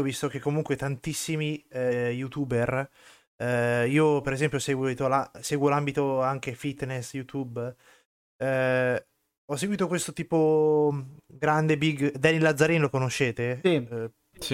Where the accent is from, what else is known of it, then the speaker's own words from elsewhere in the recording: Southern Italy, Italy; io son del sud Italia